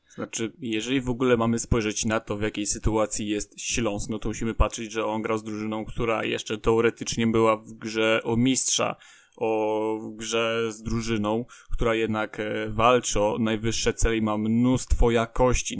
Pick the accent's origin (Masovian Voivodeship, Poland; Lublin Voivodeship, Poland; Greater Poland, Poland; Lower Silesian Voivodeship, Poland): Lower Silesian Voivodeship, Poland; area around Lubin; ja jestem z okolic innych e, niż Wrocław, bo to tereny są głównie za Zagłębiem Lubin